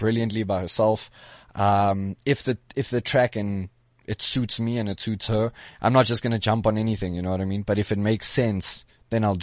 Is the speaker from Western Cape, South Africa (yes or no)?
no; Pretoria, Gauteng, South Africa; I'm not even a Joburg boy. I'm a Pretoria boy.